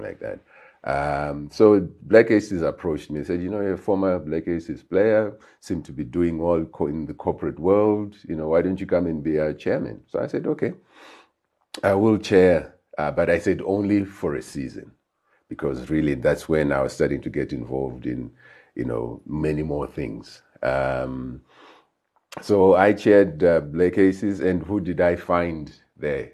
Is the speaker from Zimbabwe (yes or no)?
yes; Harare, Zimbabwe; moved away as an adult; I was born in Highfield, grew up in Highfield